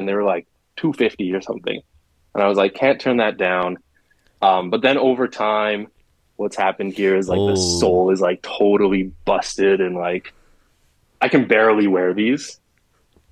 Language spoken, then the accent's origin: English; Canada; being a Canadian sneakerhead